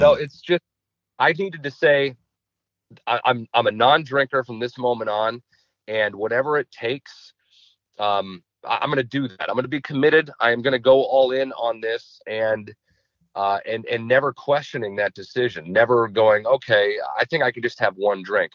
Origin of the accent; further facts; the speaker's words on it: Chaska, Minnesota, United States; I grew up in Chaska